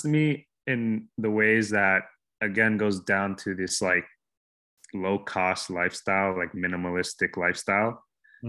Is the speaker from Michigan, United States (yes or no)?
no; Miami, Florida, United States; My home base is pretty much Miami, where I'm born and raised